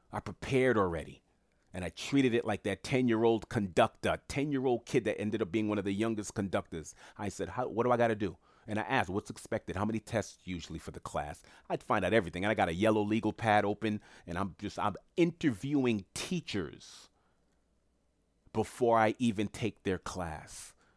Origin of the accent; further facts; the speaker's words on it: New York City, New York, United States; I'm from Queens, New York